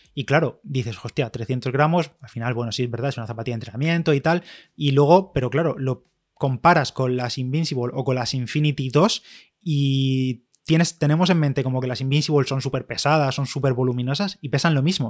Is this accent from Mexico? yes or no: no; Spain; soy de España